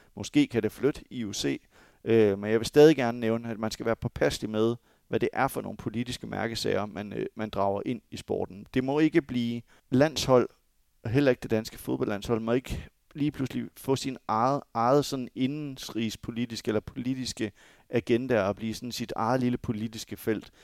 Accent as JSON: {"language": "Danish", "country": "Denmark", "said": "som dansker"}